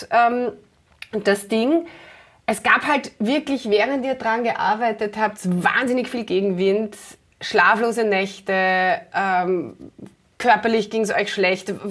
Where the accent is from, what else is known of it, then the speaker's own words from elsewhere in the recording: Klosterneuburg, Lower Austria, Austria; in Klosterneuburg, meiner Heimatstadt, fahre ich immer vorbei